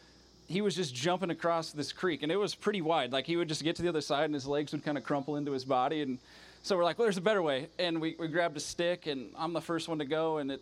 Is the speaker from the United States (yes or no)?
yes; Iowa, United States; moved away as an adult; I'm from Iowa